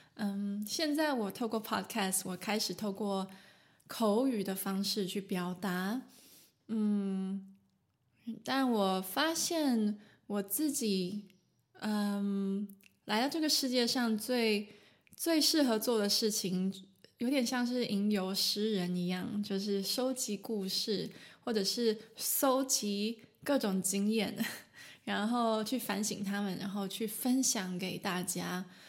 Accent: Taiwan; now in Germany; 我住在德国，但是我来自台湾

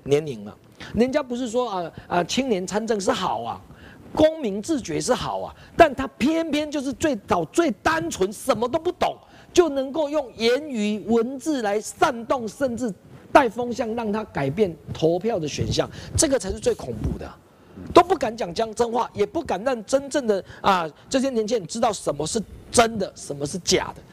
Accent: Taiwan; 我们台湾人最基本的一个知识

